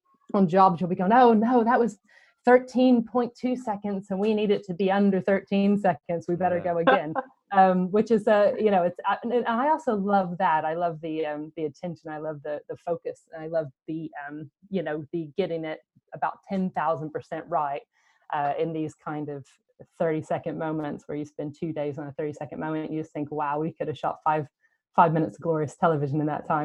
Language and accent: English; United States; now in United Kingdom; I come from America